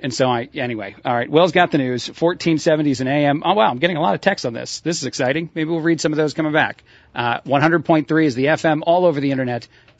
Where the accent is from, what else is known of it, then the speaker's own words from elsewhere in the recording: Mexico; growing up in Mexico and even now, the culture is quite a bit different.